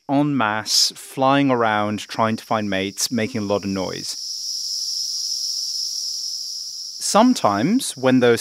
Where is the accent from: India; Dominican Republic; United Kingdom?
United Kingdom; I'm British